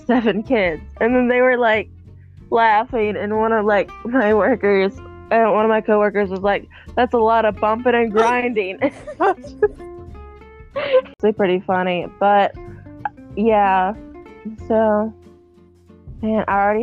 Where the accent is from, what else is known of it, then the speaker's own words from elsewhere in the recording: Georgia, United States; I want to move from Georgia because I've been here my whole life